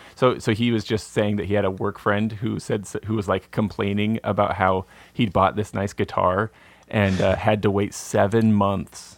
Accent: American Southwest, United States; I grew up in the American Sou-, Southwest, you know, it's not exactly, it's not Appalachia out here

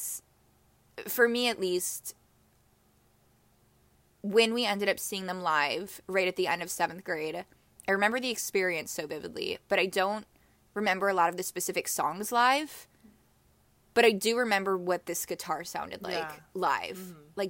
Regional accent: Chicago, Illinois, United States; we're both from Chicago

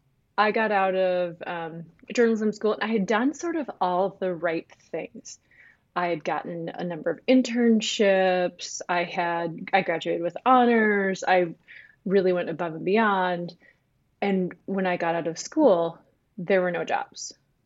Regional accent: northern Minnesota, United States; also born or lived in Ketchikan, Alaska; I grew up in northern Minnesota. I was born in Ketchikan, Alaska, but all of my upbringing has been here in Minnesota

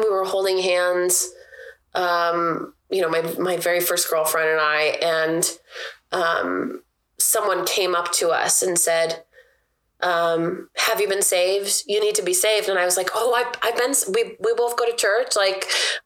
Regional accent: Everett, Washington, United States; where I grew up in South Everett

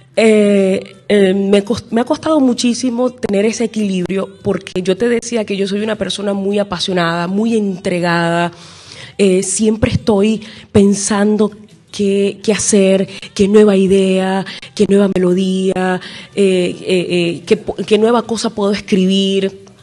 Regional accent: Venezuela; en mi país, Venezuela

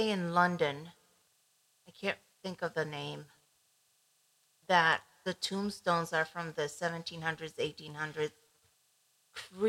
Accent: Ecuador; moved away; I grew up in Ecuador

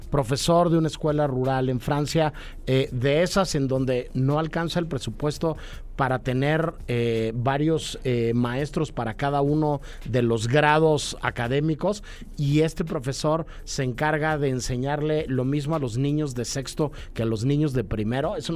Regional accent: Mexico; como mexicanos creo también nos da mucho gusto.

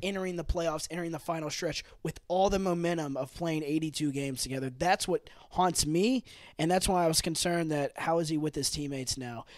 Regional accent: Memphis, Tennessee, United States; we live in Memphis, we're from Memphis

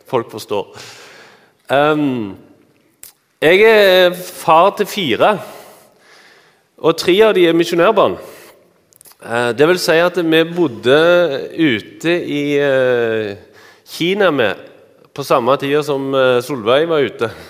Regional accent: Randaberg, Rogaland, Norway; accent: Randaberg/Stavanger dialect; now in Eastern Norway; Dere hører at jeg har eh, Randaberg- eller Stavanger-dialekt. Jeg er egentlig fra Randaberg. … Eh, men jeg bor på Østlandet.

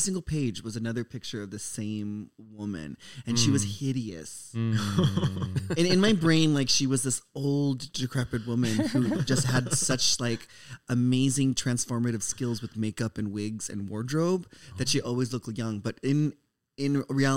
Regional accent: Minnesota, United States; I grew up in Minnesota.

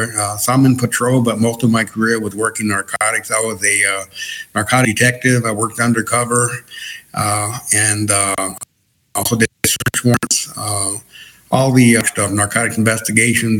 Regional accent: El Paso, Texas, United States; I was born and raised in El Paso, Texas. Grew up about four blocks away from the U.S.-Mexico border

